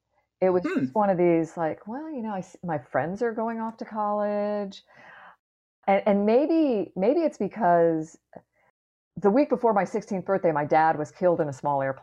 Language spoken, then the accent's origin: English; Clearwater, Florida, United States; I grew up in Clearwater, Florida, which is just up the road from where I am right now.